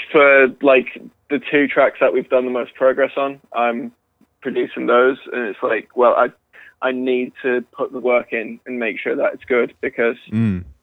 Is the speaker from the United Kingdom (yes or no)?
yes; United Kingdom; so I'm like I'm the only one from the UK